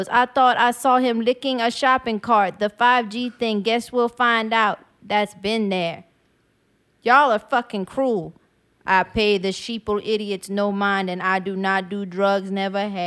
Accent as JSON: {"language": "English", "town": "West Bank", "region": "Louisiana", "country": "United States", "tie": "born or raised there", "said": "I grew up on West Bank, born and raised on that side, and it was never New Orleans."}